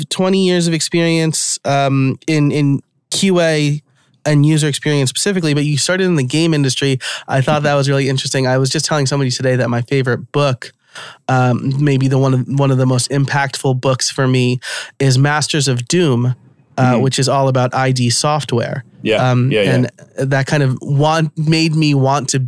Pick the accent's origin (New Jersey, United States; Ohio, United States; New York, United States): New York, United States; accent: New York; my New York accent might come out from time to time